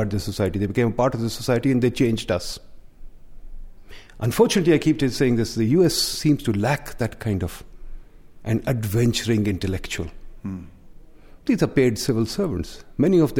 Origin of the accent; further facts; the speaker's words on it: Lahore, Punjab, Pakistan; Lahore, my hometown, which is the second largest city in the country